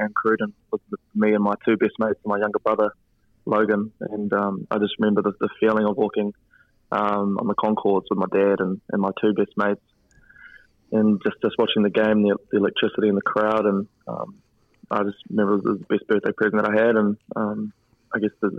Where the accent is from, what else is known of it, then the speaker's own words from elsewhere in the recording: Waikanae, Wellington, New Zealand; I grew up in Waikanae on the Kapiti Coast.